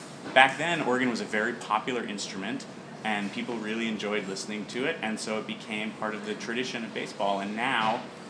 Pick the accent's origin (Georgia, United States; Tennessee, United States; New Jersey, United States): Georgia, United States; when I was growing up in Georgia